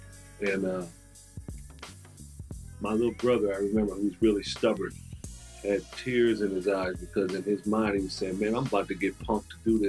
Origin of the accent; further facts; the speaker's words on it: Compton, California, United States; moved away as an adult; I lived in Compton from about the age of four. Well, let me take that back. About the age of three up until I was 19 years old.